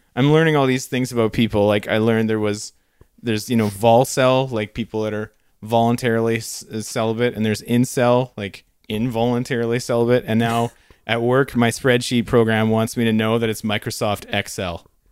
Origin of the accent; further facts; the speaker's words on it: Canada; for us as Canadians